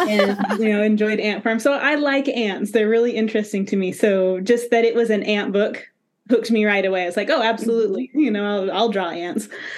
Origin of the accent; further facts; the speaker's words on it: Arizona, United States; I grew up childhood in Arizona.